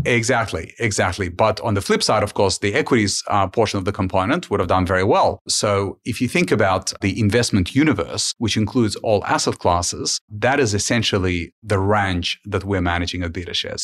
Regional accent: Ukraine; now in Australia; I was born, I was born in Ukraine during the times of Soviet Union

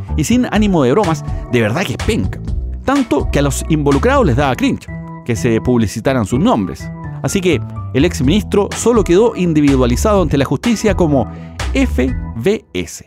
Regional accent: Chile; nos hace chilenos verdaderos

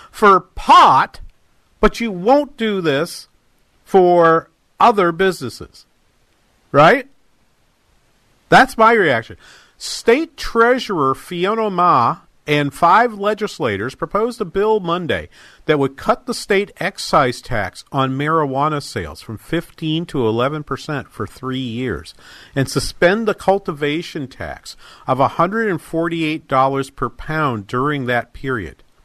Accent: Manchester, New Hampshire, United States; moved away; Manchester in New Hampshire, the major city and my hometown

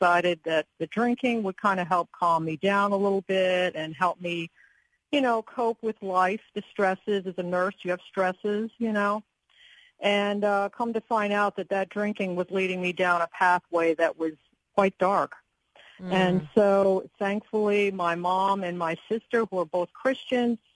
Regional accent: Catskill Mountains, New York, United States; now in Virginia, United States; I grew up in the Catskill Mountains of New York State.

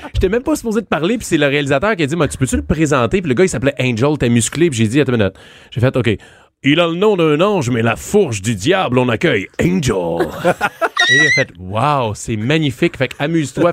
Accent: Saint-Jean-sur-Richelieu, Quebec, Canada; je viens de Saint-Jean-sur-Richelieu

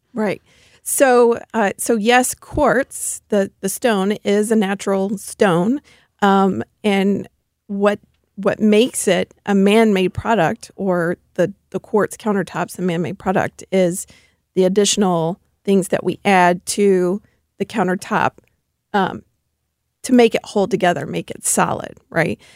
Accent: Memphis, Tennessee, United States; now in St. Louis, United States; I do come from Memphis, Tennessee, so I'm a Southern girl at heart

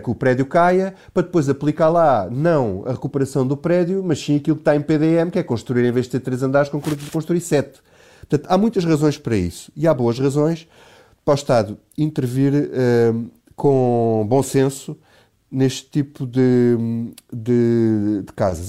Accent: Alentejo, Portugal; now in Lisbon, Portugal; eu, eu, sou do Alentejo e na minha terra acontece exatamente a mesma coisa

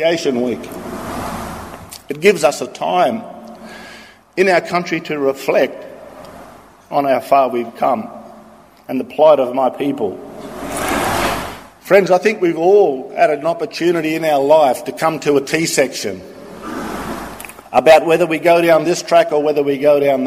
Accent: Australia; when I was a young boy growing up in Wilmeringal, a little community in the northwest.

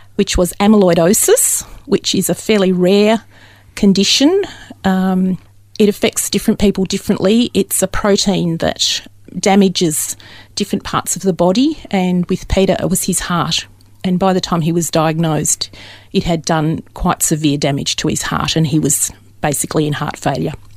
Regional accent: Dandenong, Victoria, Australia; I was born very locally in Dandenong, which isn't that far away.

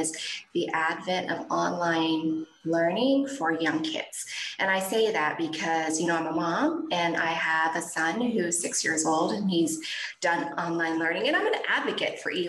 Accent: Oklahoma, United States; moved away as an adult; also born or lived in Iraq / Vietnam / Pakistan / Thailand; now in Seattle, United States; growing up in Oklahoma, which is where I grew up

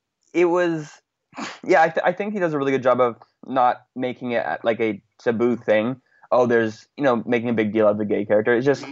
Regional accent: British Columbia, Canada; also born or lived in Vancouver; I'm Canadian. Like, I'm from BC. So I'm And I live in Vancouver for the last 3 years. So I'm from here.

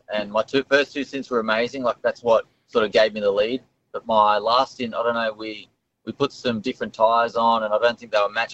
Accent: Melbourne, Victoria, Australia; I'm from Melbourne.

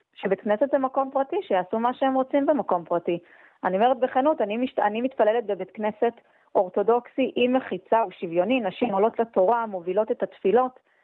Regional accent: Jerusalem, Jerusalem District, Israel; בתור ירושלמית

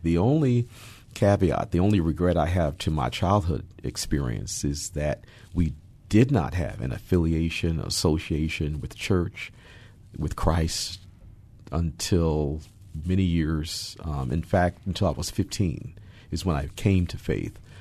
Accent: Hudson Valley, Catskill region, upstate New York, United States; moved away as an adult; now in Seattle, United States; I was born, uh, and raised in New York, um, in New York City, and, um, raised in upstate New York in the Hudson Valley, Catskill region.

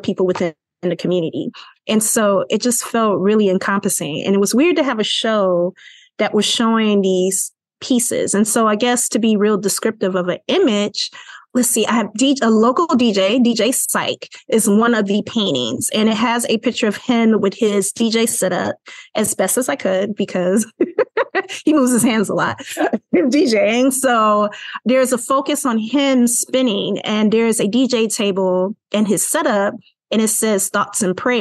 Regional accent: Chicago, Illinois, United States; I'm from Chicago, Illinois

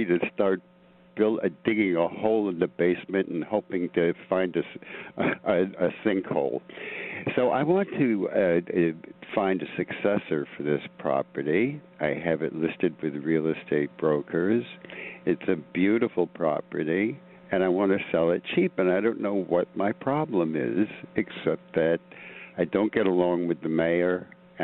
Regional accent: New York, United States; I am a New Yorker

